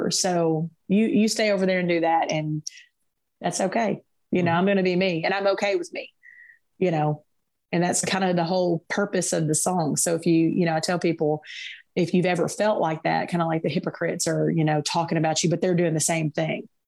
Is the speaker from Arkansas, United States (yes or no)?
yes; Little Rock, Arkansas, United States; I came from Little Rock, which is a big city here in, in Arkansas, um, and moving to this small town of 3,000 people everybody knows everybody